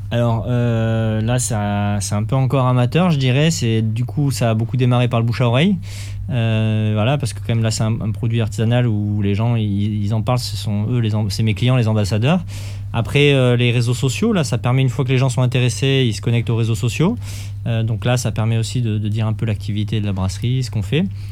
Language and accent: French; Toulouse, Occitania, France; now in Bordeaux region, France; je suis de Toulouse à la base et j'ai des amis là-bas